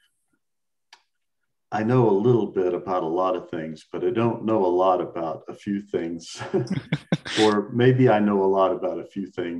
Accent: Dallas, Texas, United States; also born or lived in Austin, Texas; I was born and raised in Dallas, Texas, and had the honor of being senior class president of my very large Dallas high school

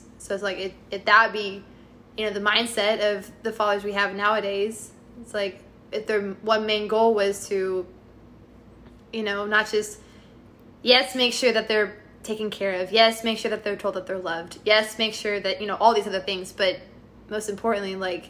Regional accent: Texas, United States; we're from Texas.

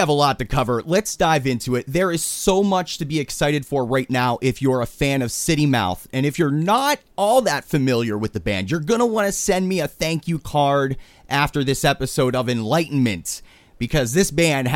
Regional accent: Pittsburgh, Pennsylvania, United States; I'm from Pittsburgh

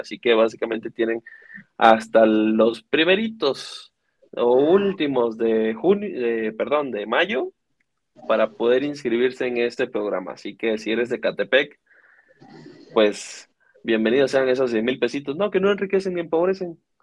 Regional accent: Venezuela; also born or lived in Iztapalapa, Mexico City, Mexico; now in Mexico City, Mexico; soy de Venezuela

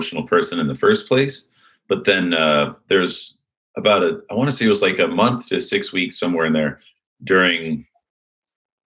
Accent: Huntington Beach, California, United States; also born or lived in Illinois; Then we moved out here to Huntington Beach, California.

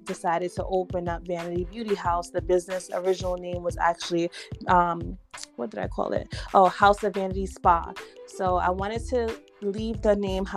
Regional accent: New York City, New York, United States; I am a Bronx girl born and raised in New York here

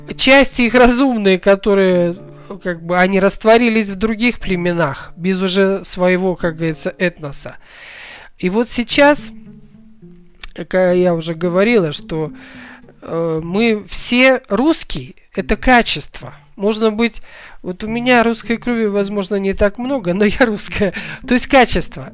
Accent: Kazakhstan; я родом из Казахстана

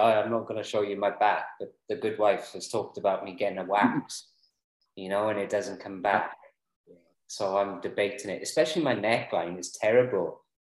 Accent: Mid Glamorgan, Wales, United Kingdom; I'm from Mid Glamorgan.

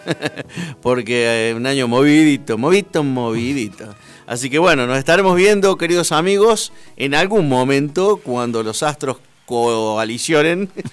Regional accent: Córdoba, Argentina; moved away; como todo cordobés

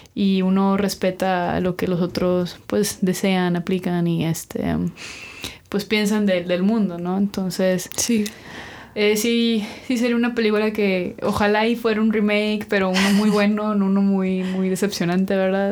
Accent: Mexico; hoy yo también soy mexicano

